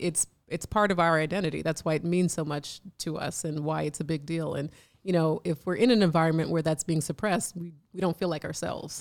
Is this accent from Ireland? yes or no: no; Jamaica; I'm Jamaican